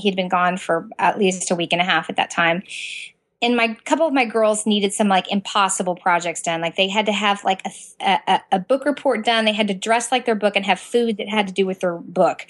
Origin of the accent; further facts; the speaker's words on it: Southern Indiana, United States; moved away as an adult; now in Central Florida, United States; I was born and raised in Southern Indiana